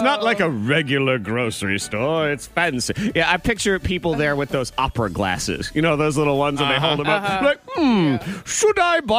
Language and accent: English; Massachusetts, United States; moved away; I'm from Massachusetts.